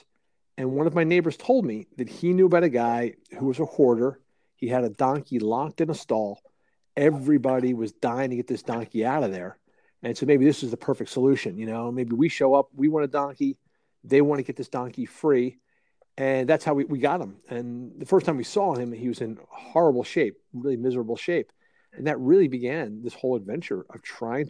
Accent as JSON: {"language": "English", "town": "Philadelphia", "region": "Pennsylvania", "country": "United States", "tie": "born or raised there", "moved": "as an adult", "lives_now": "rural Pennsylvania, United States", "said": "I grew up in Philly and was always a downtown guy."}